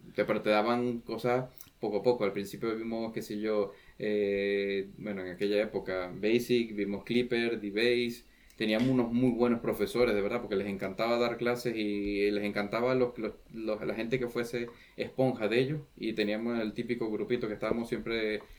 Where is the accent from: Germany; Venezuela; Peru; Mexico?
Venezuela; accent: Venezuelan; moved away as an adult; now in Santa Cruz de Tenerife, Spain; en realidad soy venezolano